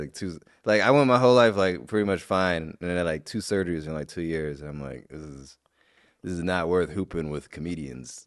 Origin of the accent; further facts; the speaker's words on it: Midwest, United States; I'm from the Midwest